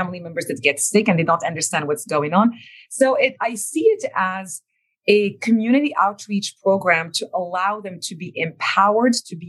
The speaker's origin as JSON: {"language": "English", "country": "Morocco", "tie": "born or raised there", "second_language": "English", "moved": "yes", "said": "this little girl growing up in Morocco would have ended up, right? Couldn't speak a word of English before 1998."}